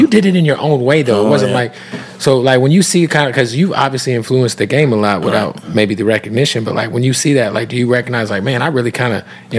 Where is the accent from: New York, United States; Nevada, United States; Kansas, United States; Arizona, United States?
Arizona, United States; Phoenix; moved away as an adult; also born or lived in Tampa; Because I used to live in Tampa. And I would drive from Tampa to my hometown of Phoenix, like, each time I moved.